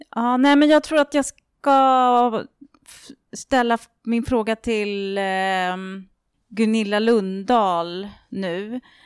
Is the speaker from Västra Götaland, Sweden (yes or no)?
no; Orminge, Stockholm County, Sweden; jag är uppvuxen i Orminge